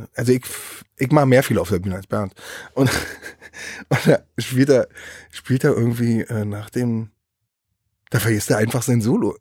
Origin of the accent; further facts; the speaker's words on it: Berlin, Germany; Ich bin in, Be in Berlin Mitte groß geworden